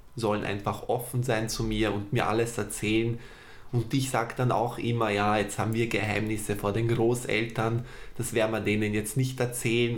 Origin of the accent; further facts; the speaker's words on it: Vienna, Austria; Ich bin in Wien geboren und aufgewachsen, habe Wurzeln aus dem Balkan.